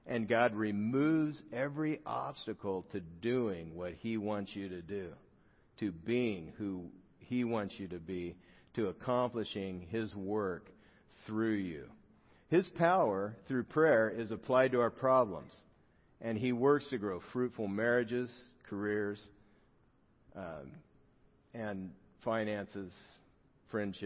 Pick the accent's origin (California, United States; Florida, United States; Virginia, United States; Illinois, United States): California, United States; South Gate; I grew up in Southgate, California